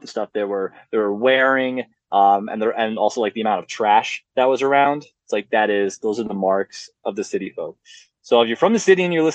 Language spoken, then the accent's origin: English; Red Hook, New York, United States; now in Colorado, United States; I grew up in Red Hook, right on the Hudson River, across from the Catskills